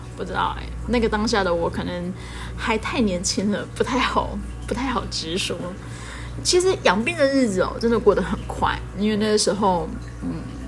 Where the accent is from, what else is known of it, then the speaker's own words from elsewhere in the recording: Taiwan; 跟我一样是从小在台湾长大的孩子